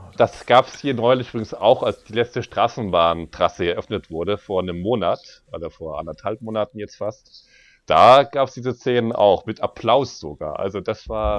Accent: Berlin, Germany; bin ich gebürtiger Berliner

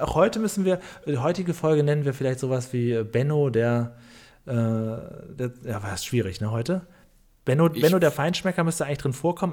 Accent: near Himmelpforten, Lower Saxony, Germany; moved away; also born or lived in Düsseldorf; Ich bin da nur in der Nähe aufgewachsen

